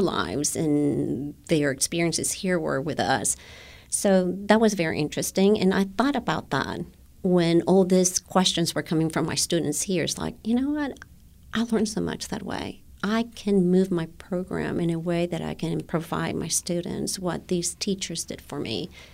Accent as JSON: {"language": "English", "country": "Guatemala", "tie": "born or raised there", "second_language": "English", "moved": "yes", "lives_now": "United States", "said": "when I was a young girl. I went to an American school in Guatemala"}